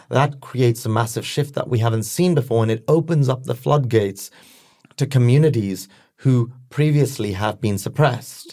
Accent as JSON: {"language": "English", "region": "London", "country": "United Kingdom", "tie": "born or raised there", "said": "I was born and raised in London"}